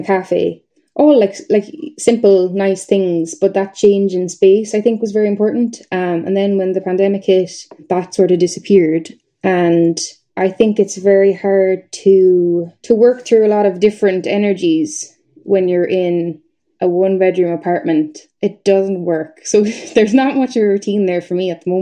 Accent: Nenagh, Tipperary, Ireland; moved away as an adult; now in Belfast, United Kingdom; my hometown where I'm from, it's Nina in Tipperary, and it's a small town.

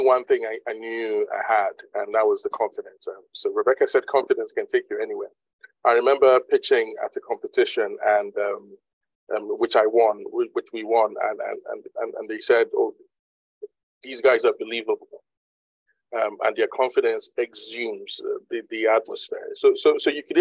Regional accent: Nigeria; now in United Kingdom; I'm originally a Nigerian

